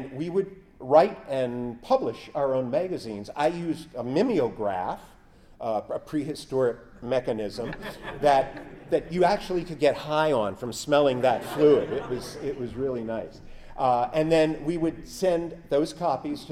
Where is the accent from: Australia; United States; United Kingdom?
United States; Elizabethtown; my hometown of Elizabethtown